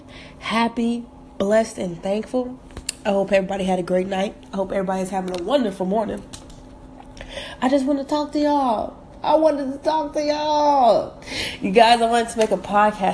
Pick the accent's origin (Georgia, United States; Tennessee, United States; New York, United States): Georgia, United States; Atlanta; also born or lived in North Carolina / Jamaica; I was born in North Carolina, raised in Atlanta, but every summer we would go spend our summers with my grandma in Jamaica.